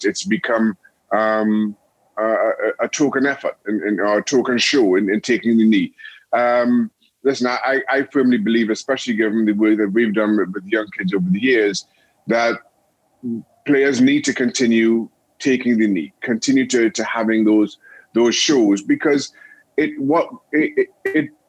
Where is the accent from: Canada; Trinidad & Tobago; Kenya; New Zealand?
Trinidad & Tobago; moved away as an adult; also born or lived in United States / England; growing up in Trinidad and Tobago